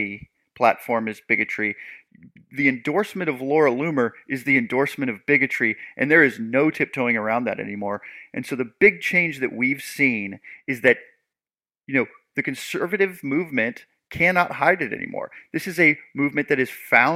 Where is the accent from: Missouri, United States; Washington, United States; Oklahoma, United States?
Washington, United States; Seattle; I'm from the Pacific Northwest, the Seattle area